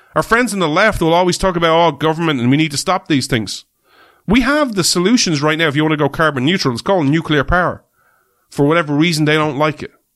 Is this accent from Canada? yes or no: no; Ireland; We're Irish people